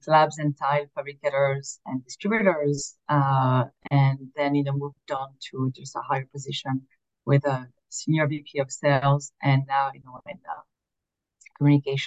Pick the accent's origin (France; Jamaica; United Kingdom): France; moved away as an adult; now in Philadelphia, United States; I was born and raised in France. I've been here in the US for 20 years